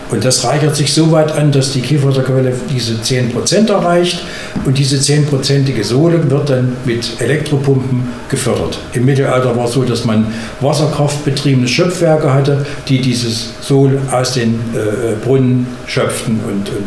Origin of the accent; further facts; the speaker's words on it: Bad Frankenhausen, Thuringia, Germany; Also erstmal bin ich gebürtiger Frankenhäuser oder Frankenhisser Suezkopf, wenn man es richtig bezeichnet. So heißen wir nämlich umgangssprachlich.